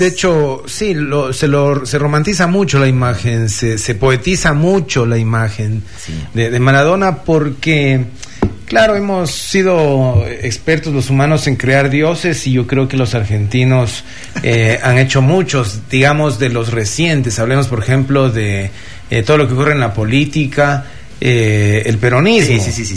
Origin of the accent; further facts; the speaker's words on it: Ecuador; como ecuatorianos